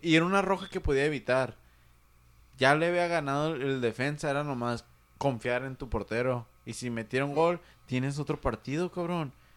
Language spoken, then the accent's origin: Spanish; Mexico; como buen mexicano